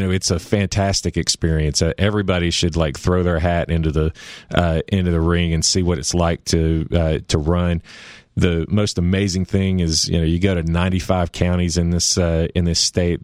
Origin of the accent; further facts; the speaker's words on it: Nashville, Tennessee, United States; also born or lived in Knoxville, Tennessee / Memphis, Tennessee; I grew up in Nashville